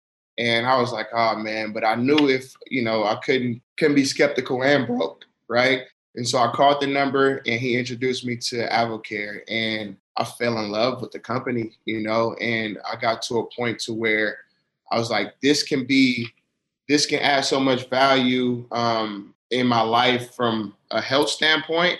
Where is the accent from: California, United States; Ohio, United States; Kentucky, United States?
California, United States; Oakland; moved away as an adult; now in Utah, United States; I'm from Oakland, California